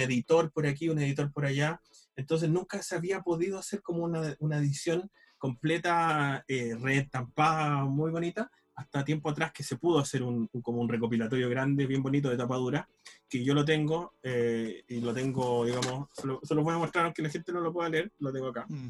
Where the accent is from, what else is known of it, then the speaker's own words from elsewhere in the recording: Chile; mi visión del mundo parte desde aquí, desde mi casa